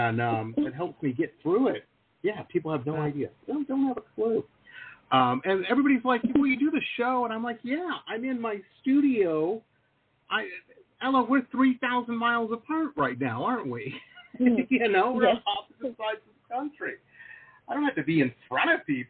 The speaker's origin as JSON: {"language": "English", "town": "Detroit", "region": "Michigan", "country": "United States", "tie": "born or raised there", "said": "I grew up in Detroit, so of course, you know, Motown"}